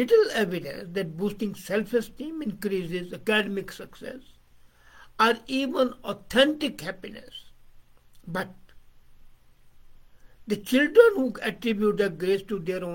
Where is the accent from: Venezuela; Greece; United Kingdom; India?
India; I'm from India, I'm Pakistani.